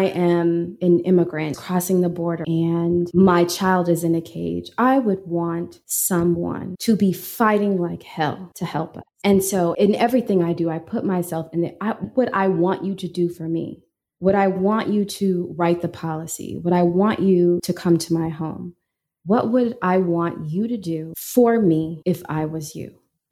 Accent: Peoria, Illinois, United States; moved away; a girl from Peoria

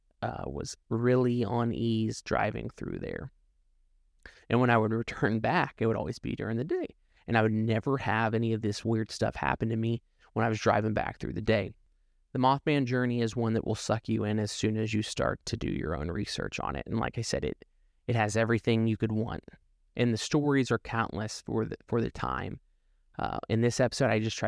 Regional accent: Ohio, United States; moved away; also born or lived in North Carolina; I'm originally from Ohio, and when I would drive home, I would take US 35 through there.

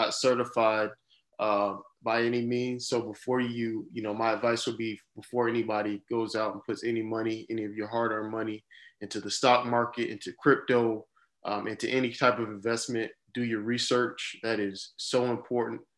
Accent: Jacksonville, Florida, United States; also born or lived in Miami, Florida; now in Orlando, United States; Born and raised in Jacksonville, Florida.

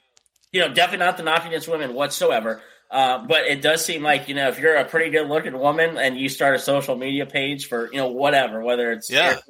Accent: Pennsylvania, United States; also born or lived in Michigan; So I was born here in Pennsylvania, moved to Michigan, which is just another even colder state.

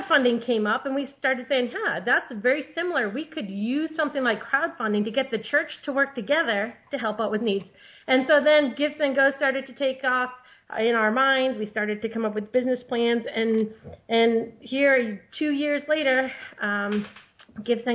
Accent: New England, United States; moved away as an adult; now in Maryland, United States; I grew up in New England with my 11 brothers and sisters

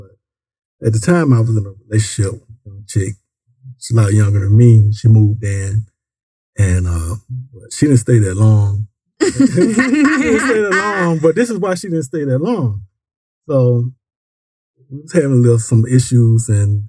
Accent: Decatur, United States; I'm from the deck, Taylor.

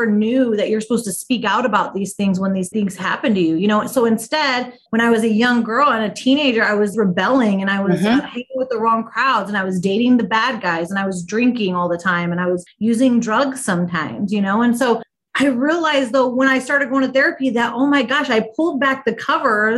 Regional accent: Midwest, United States; also born or lived in Omaha, Nebraska; I'm based in Omaha, Nebraska, born and raised in the Midwest

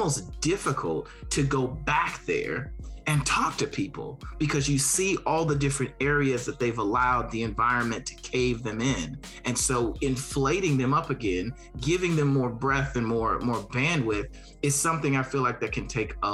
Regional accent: Gary, Indiana, United States; moved away; I'm from Gary, Indiana

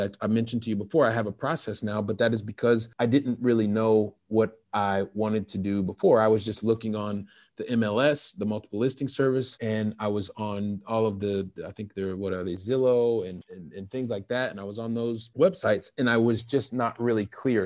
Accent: Ohio, United States; moved away as an adult; also born or lived in Saint Louis, Missouri; now in Paris, France; I'm originally from Ohio

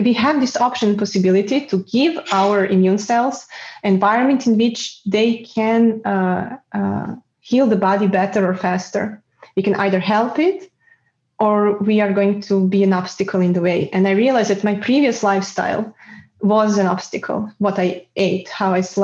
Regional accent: Serbia; moved away as an adult; now in Netherlands; it was very stressful growing up in Serbia

